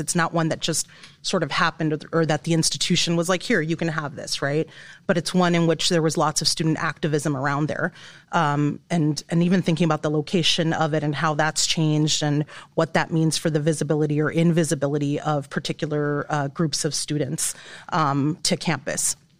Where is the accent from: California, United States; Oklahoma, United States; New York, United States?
California, United States; Inglewood; moved away as an adult; also born or lived in Illinois; now in Iowa, United States; I'm coming from Englewood, California.